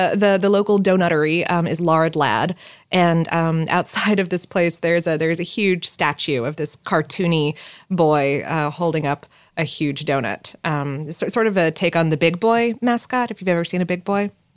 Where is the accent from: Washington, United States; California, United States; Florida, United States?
Florida, United States; South; growing up in South Florida